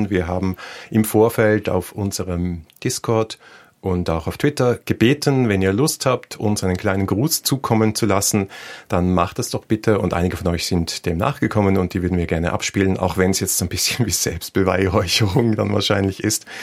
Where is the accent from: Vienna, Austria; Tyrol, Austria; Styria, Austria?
Vienna, Austria; wir sind Wiener